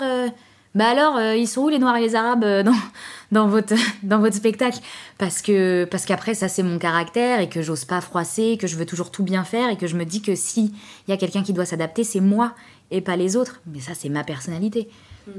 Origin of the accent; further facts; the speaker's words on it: Trappes, Île-de-France, France; j'habite à Trappes, je viens de Trappes